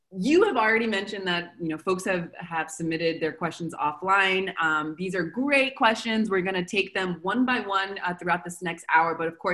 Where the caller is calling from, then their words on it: Argentina; So I'm calling from Argentina.